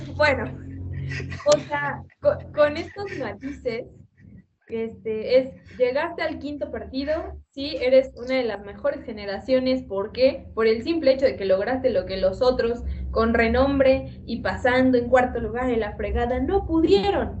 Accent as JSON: {"language": "Spanish", "country": "Mexico", "said": "como cualquier mexicano y cualquier mexicana"}